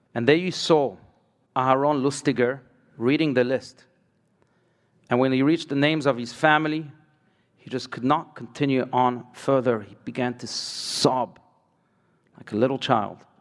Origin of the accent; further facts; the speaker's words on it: France; I was born in France